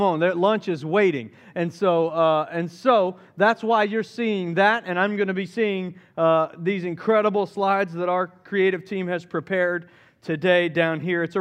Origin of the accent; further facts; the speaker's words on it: Southeast, United States; I grew up in the Southeast and Back, back, in, back, back in my day, just a few years ago, growing up in the Southeast, it was a very Christian oriented culture.